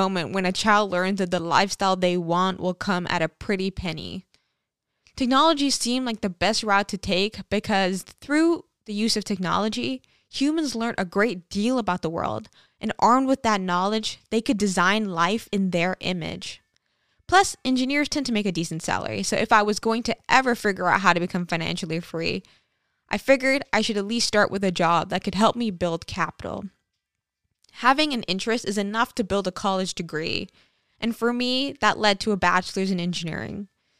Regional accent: St. Martin; growing up on St. Martin, just at the onset of the digital era, my life was actually paradise.

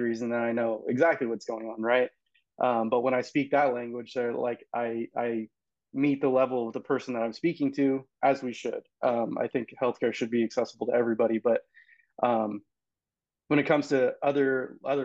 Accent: Visalia, California, United States; also born or lived in Sacramento, California / Indiana; I'm born and raised in Fresno, California. So I'm actually Visalia, California

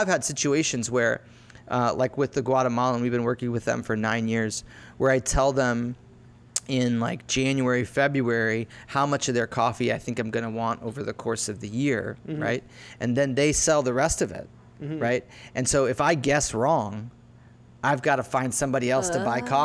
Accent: Lake Mary, Florida, United States; I grew up in Lake Mary

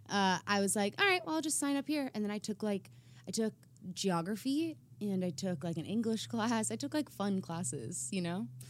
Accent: South Africa; now in United States; we all went to South Africa and did a singing tour in my home country

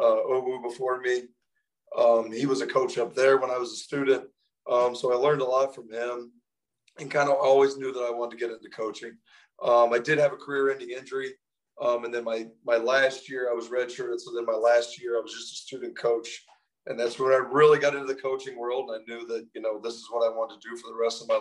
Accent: just north of Athens, southeastern Ohio, United States; So I grew up in Ohio, grew up in southeastern Ohio, just north of Athens, around in those parts.

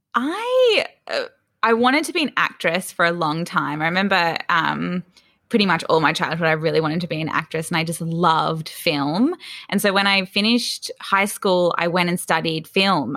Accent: Sydney, New South Wales, Australia; also born or lived in Melbourne; I was actually born in Melbourne, but my parents moved to Sydney's northern beaches, so quite north. We were in Newport, which is fairly close to Palm Beach. I grew up there um, from about three years old

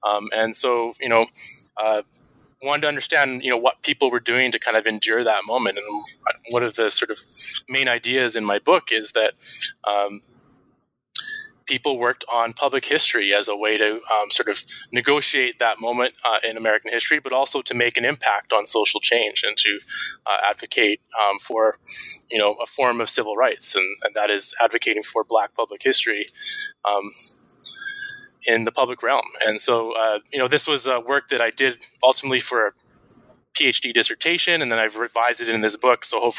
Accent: Vancouver, British Columbia, Canada; really fortunate to meet a veteran elder of the civil rights movement who coincidentally retired to my hometown of Vancouver.

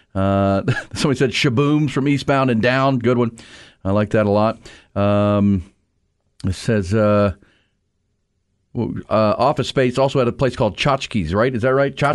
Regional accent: Houston, Texas, United States; when I was growing up in Northwest Houston

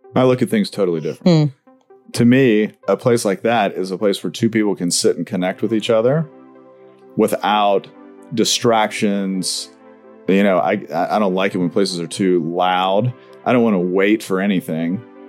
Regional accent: Tupelo, Mississippi, United States; I'm from Tupelo, Mississippi

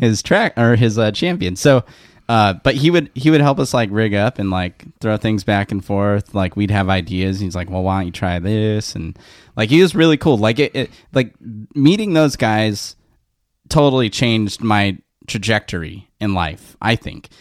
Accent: West Covina, California, United States; I grew up in West Covina

